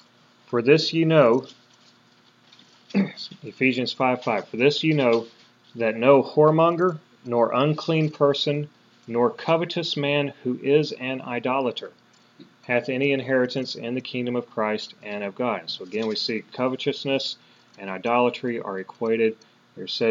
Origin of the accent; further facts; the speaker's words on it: United States; We were born and raised in America